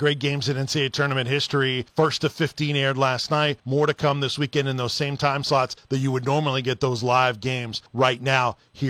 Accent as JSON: {"language": "English", "town": "Tampa", "region": "Florida", "country": "United States", "said": "I'm from Tampa."}